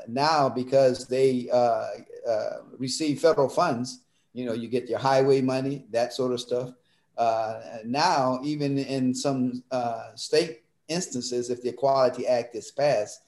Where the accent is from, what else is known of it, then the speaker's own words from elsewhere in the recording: Mississippi, United States; now in Pennsylvania, United States; I grew up in Mississippi, and my parents sent my older siblings up to the public high school to integrate it